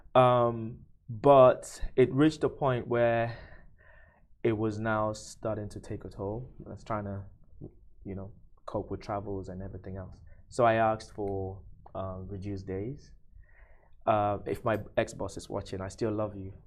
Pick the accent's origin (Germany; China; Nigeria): Nigeria; now in UAE; I'm from Nigeria